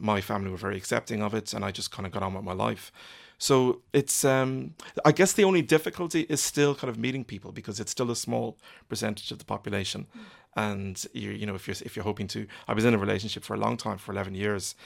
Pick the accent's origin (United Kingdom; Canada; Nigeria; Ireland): Ireland; I've lived in Ireland all my life. I am Irish